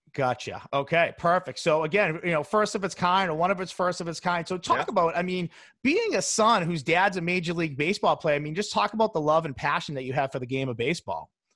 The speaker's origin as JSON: {"language": "English", "town": "Boston", "region": "Massachusetts", "country": "United States", "tie": "born or raised there", "said": "my hometown Boston"}